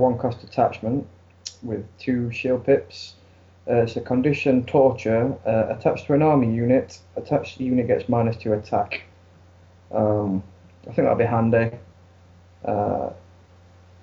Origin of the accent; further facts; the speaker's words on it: Sheffield, Yorkshire and the Humber, United Kingdom